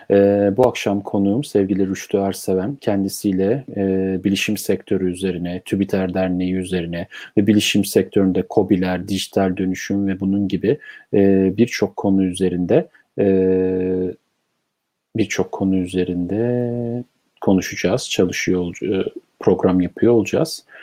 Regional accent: Istanbul, Turkey; 1957 İstanbul Beşiktaş doğumluyum.

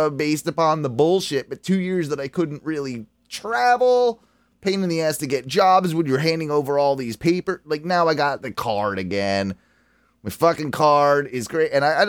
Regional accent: United Kingdom; now in United States; I am not an American citizen. I am actually a citizen of the United Kingdom, and I've had a green card for quite a long time, since 2001

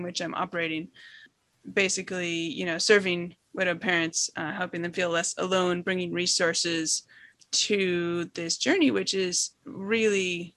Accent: Seattle, Washington, United States; I grew up in Seattle and spent a lot of time on the Oregon coast

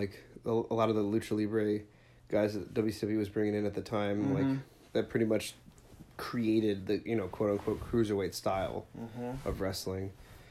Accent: Bridgeview, Illinois, United States; I grew up in Bridgeview, Illinois, which is the next town over

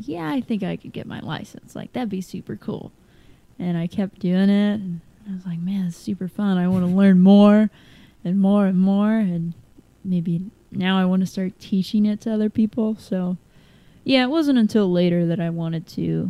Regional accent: Lexington, United States; I grew up in Lexington

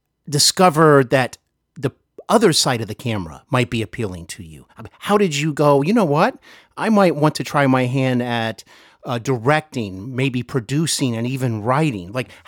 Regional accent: Cincinnati, Ohio, United States; I'm here in my hometown of Cincinnati, Ohio.

